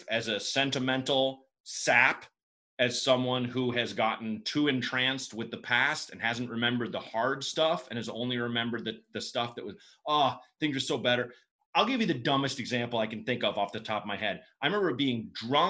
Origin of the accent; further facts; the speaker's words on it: Pacific Northwest, United States; moved away; also born or lived in Chicago; I grew up in the Pacific Northwest